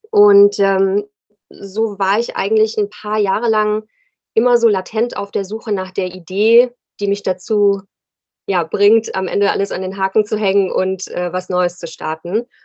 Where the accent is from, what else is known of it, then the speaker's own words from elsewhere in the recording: Rhine-Main area, Germany; now in Cologne, Germany; ich wohne in Köln, bin ursprünglich aus dem Rhein-Main-Gebiet, aber fühle mich hier sehr wohl.